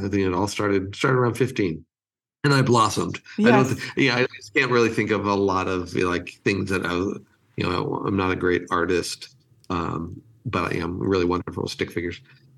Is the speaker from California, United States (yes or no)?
yes; Los Angeles, California, United States; moved away as an adult; also born or lived in Rochester, New York; now in Nashville, United States; I grew up in California, and I grew up in LA, and lived there until I was 50, and then moved here to the lovely city of Nashville